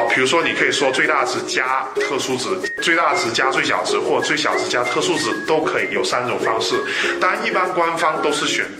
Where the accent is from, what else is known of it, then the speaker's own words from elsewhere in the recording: China; 我们中国人